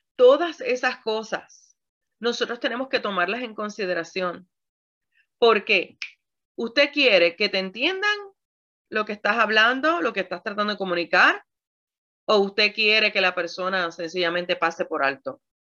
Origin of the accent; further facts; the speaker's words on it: Puerto Rico; yo soy puertorriqueña